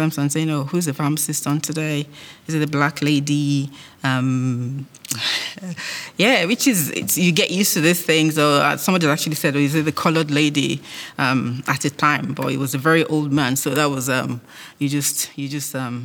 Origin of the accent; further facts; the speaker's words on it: Nigeria; moved away as an adult; now in United Kingdom; I was born in Nigeria, lived all my life there, did uni, and then I arrived here after getting married